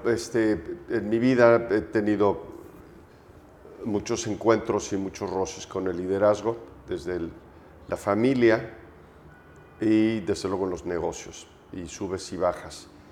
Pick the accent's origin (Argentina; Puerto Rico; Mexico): Mexico; also born or lived in Aguascalientes; soy mexicano